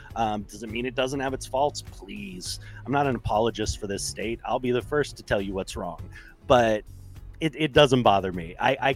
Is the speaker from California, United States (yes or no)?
yes; California, United States; I'm like, yeah, I'm from California. What ain't fruits and nuts is flakes.